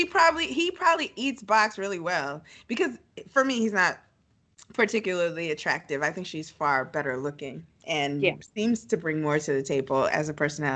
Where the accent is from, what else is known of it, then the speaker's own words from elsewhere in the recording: Nigeria; I'm Nigerian